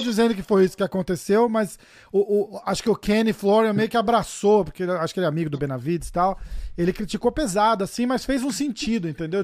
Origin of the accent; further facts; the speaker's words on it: Brazil; eu sou brasileiro também